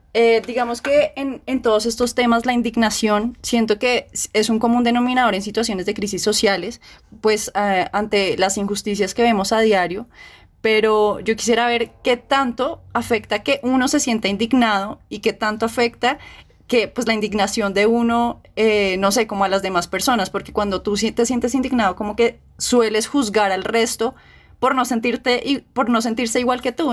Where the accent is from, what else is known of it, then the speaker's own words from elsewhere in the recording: Colombia; somos colombianas